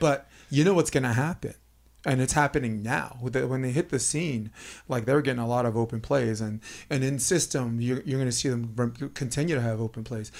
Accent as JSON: {"language": "English", "region": "New York", "country": "United States", "moved": "yes", "said": "I'm from New York."}